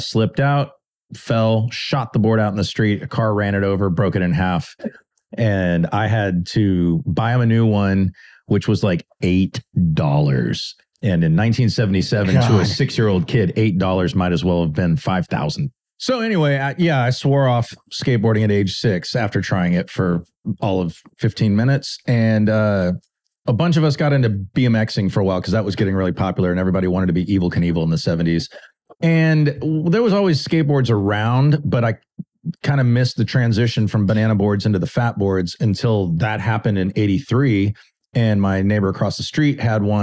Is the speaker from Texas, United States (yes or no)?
yes; Austin, Texas, United States; I was born in Austin in 1971. My family's been here for five generations. So I've got deep roots here in Austin in Central Texas. And when I was a little kid in the early 70s, Austin was a small town